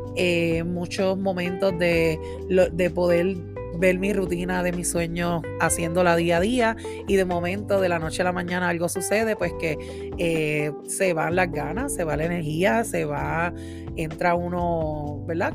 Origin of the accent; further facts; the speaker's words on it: Puerto Rico; moved away as an adult; now in Massachusetts, United States; Yo hace ya un año y medio que me mudé de Puerto Rico. Tuve que dejar, ¿verdad? Mi isla hermosa Puerto Rico